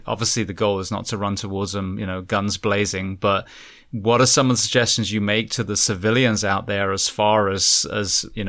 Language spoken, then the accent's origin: English; United Kingdom; I'm a complete, I'm British, so I'm a white belt when it comes to weapons.